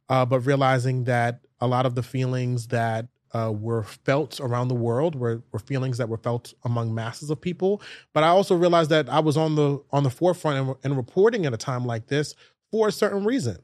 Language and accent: English; New York City, New York, United States; I grew up in New York City schools. I went to school in Canarsie, Brooklyn, all the way to Fort Greene, Brooklyn